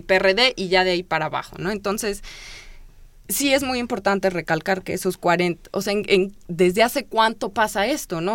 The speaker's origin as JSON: {"language": "Spanish", "region": "Mexico City", "country": "Mexico", "said": "teníamos como chilangos"}